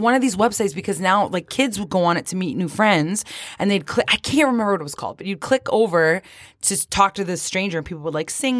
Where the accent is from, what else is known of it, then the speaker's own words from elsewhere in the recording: Canada; accent: Canadian; my Canadian accent